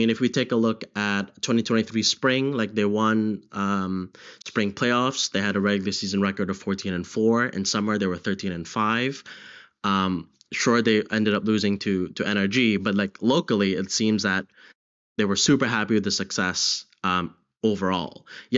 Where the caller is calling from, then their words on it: London, United Kingdom; Hi, I'm calling from London, United Kingdom.